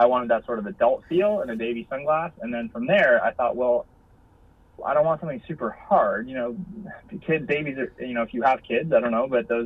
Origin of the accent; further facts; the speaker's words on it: San Diego, California, United States; we're from San Diego